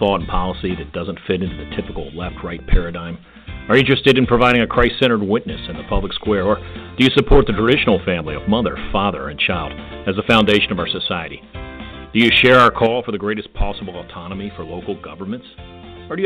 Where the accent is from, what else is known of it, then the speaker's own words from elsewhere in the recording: Virginia, United States; my home state of Virginia